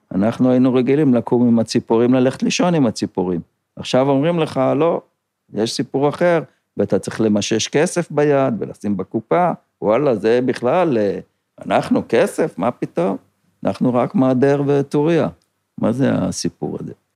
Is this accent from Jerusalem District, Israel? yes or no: no; Kinneret, Northern District, Israel; אני נולדתי פה בקיבוץ